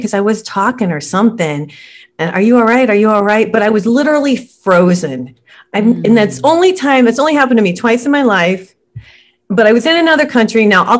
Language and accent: English; Scotland, United Kingdom; Now, I'm Scottish.